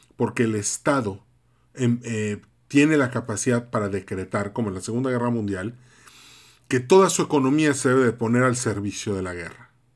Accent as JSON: {"language": "Spanish", "town": "Mérida", "region": "Yucatán", "country": "Mexico", "tie": "born or raised there", "said": "vivo en Mérida, nací en Mérida"}